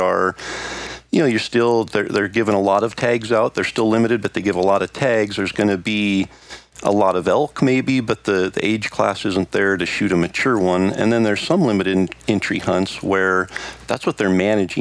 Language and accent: English; Idaho, United States; my home state of Idaho.